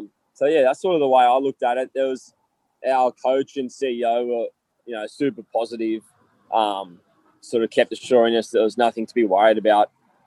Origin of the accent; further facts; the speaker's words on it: New South Wales, Australia; ending up back in my home state playing for the Waratahs.